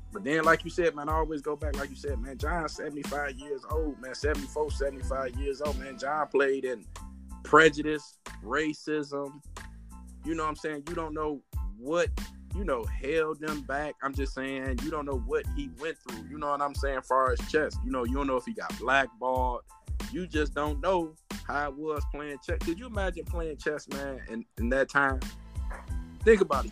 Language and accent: English; Detroit, Michigan, United States; me growing up in Detroit